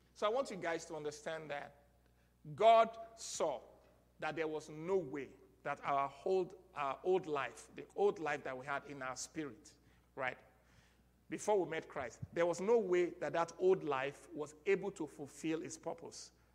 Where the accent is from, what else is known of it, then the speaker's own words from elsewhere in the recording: Nigeria; moved away; our Nigerian citizenship